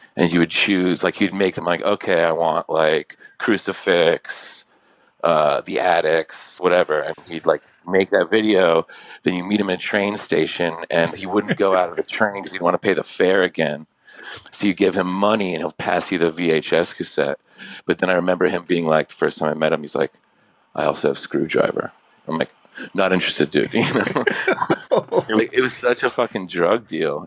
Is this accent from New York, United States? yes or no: yes; New York, United States; I grew up in New York